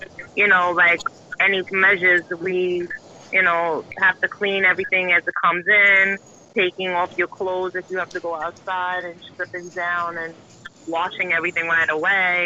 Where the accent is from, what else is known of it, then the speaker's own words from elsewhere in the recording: New York City, New York, United States; I'm from Staten Island, so New York is broken down in 5 boroughs